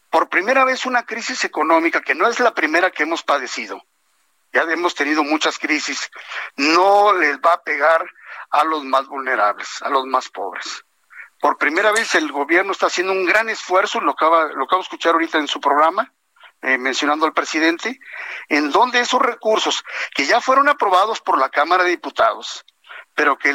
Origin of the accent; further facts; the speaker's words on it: Mexico; porque no puedo ser yo mezquino de no enviar porque todos somos mexicanos.